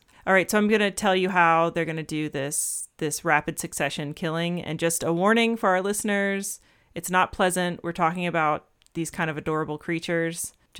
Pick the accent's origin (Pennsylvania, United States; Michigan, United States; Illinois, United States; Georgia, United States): Georgia, United States; I'm thinking about growing up in Georgia and the like freaking white-tailed deer population just exploding.